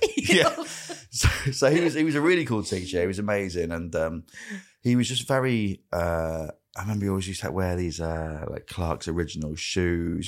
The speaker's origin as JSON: {"language": "English", "town": "Grimsby", "region": "Yorkshire and the Humber", "country": "United Kingdom", "tie": "born or raised there", "said": "growing up in Grimsby"}